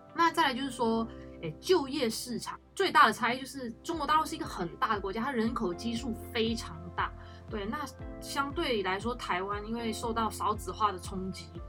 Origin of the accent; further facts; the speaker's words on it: Malaysia; also born or lived in China; now in Taiwan; 我来自马来西亚，现在在世新大学念法律系二年级